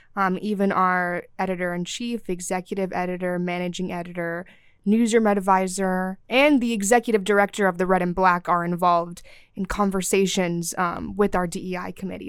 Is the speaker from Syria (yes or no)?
yes; Syria; now in Athens, United States; I'm from Syria